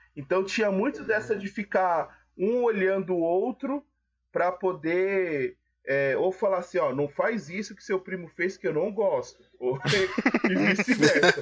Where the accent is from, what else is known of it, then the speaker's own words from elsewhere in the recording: São Paulo, Brazil; minha família é baiana, né? Eu nasci aqui em São Paulo